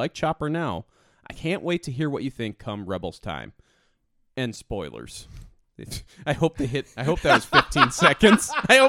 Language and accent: English; Le Havre, Normandy, France; Little did you know, I come from Normandy.